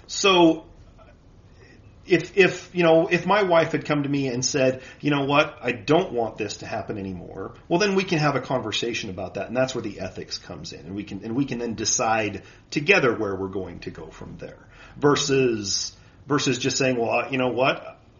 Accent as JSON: {"language": "English", "region": "Utah", "country": "United States", "tie": "born or raised there", "said": "I was born and raised here in Utah."}